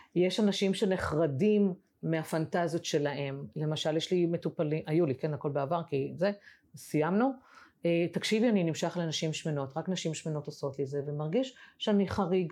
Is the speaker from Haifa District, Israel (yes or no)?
yes; the Krayot, Haifa District, Israel; moved away; אני במקור בקריות, אני עכשיו יצאתי לחיי נוודות